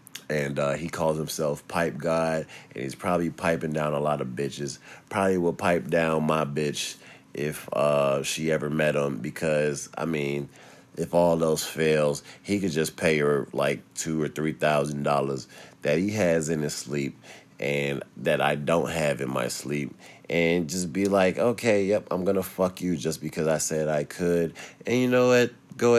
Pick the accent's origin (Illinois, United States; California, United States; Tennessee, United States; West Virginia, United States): Illinois, United States; Chicago; I'm from Chicago.